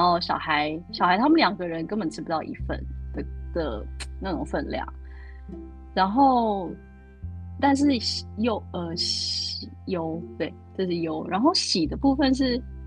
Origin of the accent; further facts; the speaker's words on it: Taiwan; moved away as an adult; also born or lived in United Kingdom; now in Germany; 做台式的烘，烘焙也是我跟家乡的连接